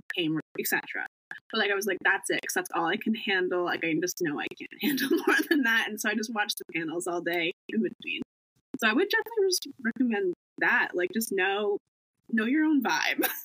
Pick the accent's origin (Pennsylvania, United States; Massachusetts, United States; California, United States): Massachusetts, United States; Cape Cod; I'm from Cape Cod, Massachusetts